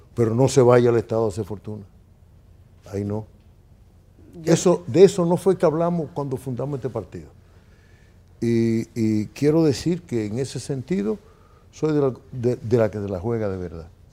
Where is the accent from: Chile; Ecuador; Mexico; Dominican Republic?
Dominican Republic